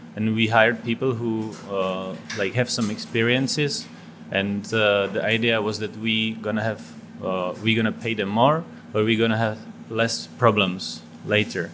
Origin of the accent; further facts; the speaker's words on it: Czechia; moved away; also born or lived in Oslo, Norway; I'm from Czech Republic.